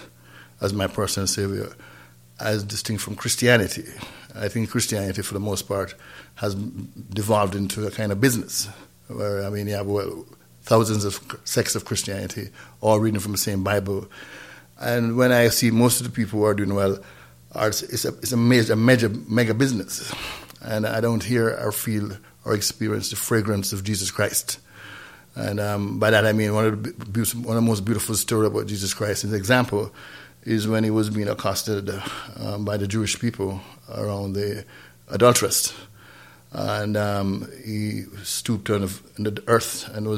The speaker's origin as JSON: {"language": "English", "region": "Saint Thomas", "country": "Jamaica", "tie": "born or raised there", "also_born_or_lived": "North Carolina", "moved": "yes", "said": "we grew up in St. Thomas, Jamaica, not St. Thomas, Virgin Islands, but St. Thomas, Jamaica, in a little town called Trinaville, outside of Marat Bay"}